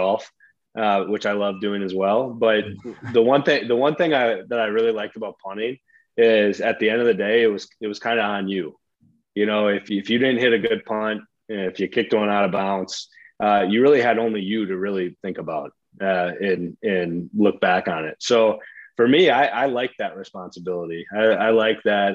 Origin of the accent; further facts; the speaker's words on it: Midwest, United States; growing up in the Midwest